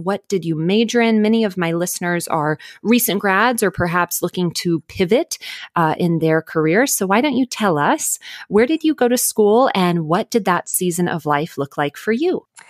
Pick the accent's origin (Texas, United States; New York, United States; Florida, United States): Texas, United States; Dallas; now in Los Angeles, United States; I am originally from Dallas